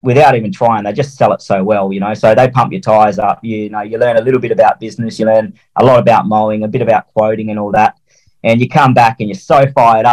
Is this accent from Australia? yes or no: yes; Perth, Western Australia, Australia; I'm from Perth, Western Australia